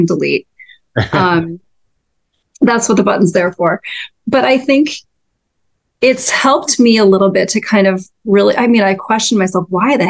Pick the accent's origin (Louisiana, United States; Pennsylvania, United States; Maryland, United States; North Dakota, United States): North Dakota, United States; moved away; I'm from North Dakota originally, and grew up in a very kind of Scandinavian farming community